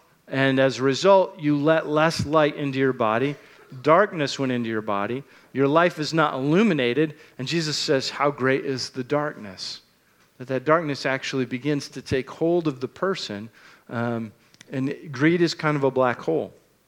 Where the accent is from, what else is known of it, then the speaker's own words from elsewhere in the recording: United States; born there; I was born in America and not in Nigeria, which pretty much made all the difference in the world in the outcome of my life.